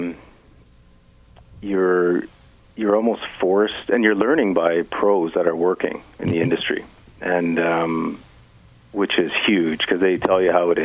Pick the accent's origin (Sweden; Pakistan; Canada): Canada; Kenora, Ontario; I grew up in Kenora.